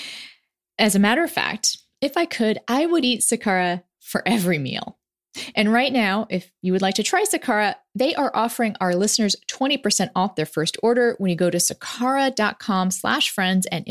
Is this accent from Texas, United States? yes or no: yes; Texas, United States; I'm a Texan